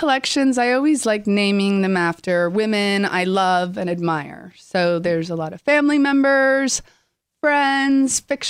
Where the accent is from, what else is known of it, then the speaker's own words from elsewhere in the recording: New York, United States; also born or lived in Los Angeles; I was born in New York. I'm like a New Yorker at heart.